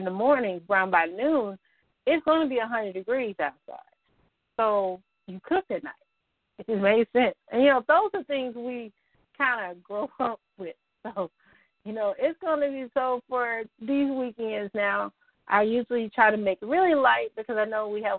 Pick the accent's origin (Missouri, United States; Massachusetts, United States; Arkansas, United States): Arkansas, United States; the Arkansas Delta, United States; now in Northwest Arkansas, United States; I'm from the other side of the state that we talk about, this side of the state. So I'm from the Delta, which means flatlands and dirt.